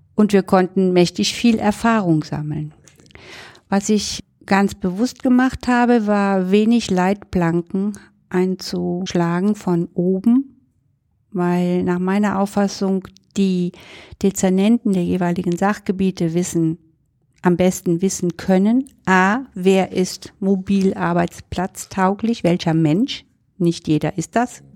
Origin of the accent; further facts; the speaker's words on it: Cologne, North Rhine-Westphalia, Germany; als Kölnerin